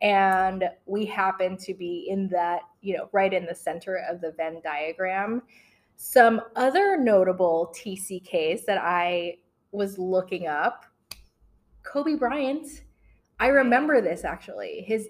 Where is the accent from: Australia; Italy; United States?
Italy; also born or lived in Philippines; So mine was, I was born in the Philippines. I'm an American national. And I spent my formative years in Italy.